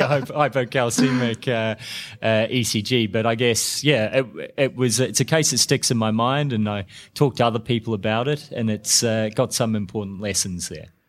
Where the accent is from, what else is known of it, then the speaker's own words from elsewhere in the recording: New Zealand; now in Melbourne, Australia; I'm a New Zealander, but I live in Australia and I'm in Melbourne